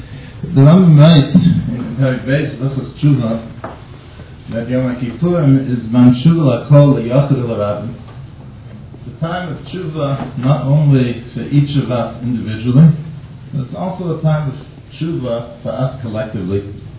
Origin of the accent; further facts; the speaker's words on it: Boston, Massachusetts, United States; in case you haven't noticed yet from my accent, I come from Boston.